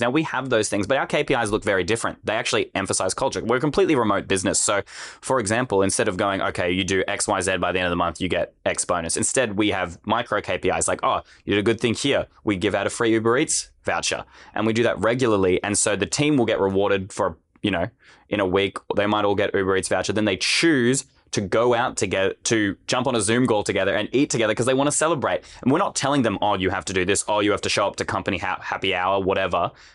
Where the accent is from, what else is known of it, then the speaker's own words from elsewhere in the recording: Australia; I'm also an Australian